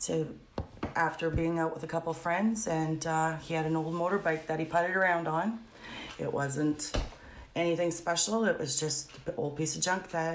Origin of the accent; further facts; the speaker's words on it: Gary, Indiana, United States; grew up in the area, and I grew up in Gary.